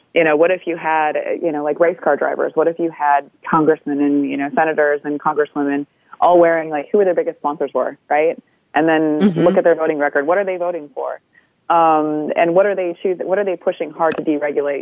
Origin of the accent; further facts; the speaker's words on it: Canada; I'm Anishinaabe from Kuching First Nation